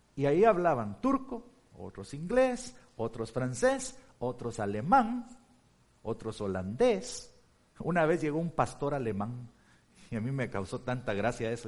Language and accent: Spanish; Guatemala; also born or lived in Turkey / Chicago; now in Blue Island, United States; en Guatemala, en mi país